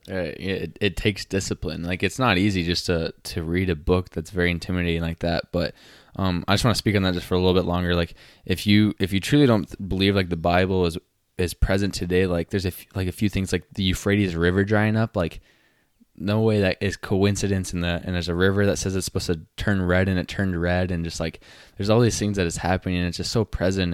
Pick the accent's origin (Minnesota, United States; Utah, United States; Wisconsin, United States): Utah, United States; now in South Dakota, United States; growing up in Utah, it's very known for being Mormon. So I grew up, grew up in the Mormon church